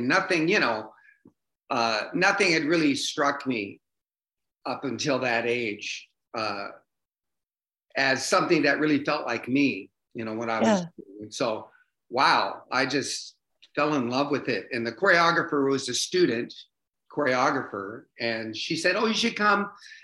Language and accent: English; Bremerton, Washington, United States; also born or lived in Las Vegas, United States / New York, United States / Seattle, United States; now in Redmond, United States; Bremerton, it's a Navy town, population 35,000. And that's where I grew up